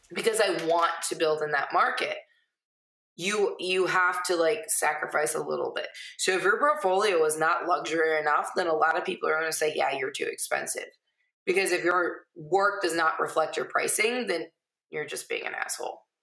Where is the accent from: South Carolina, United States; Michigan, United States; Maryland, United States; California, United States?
Michigan, United States; Millington; moved away; also born or lived in Lapeer, Michigan / Onaway, Michigan; grew up, graduated from Millington.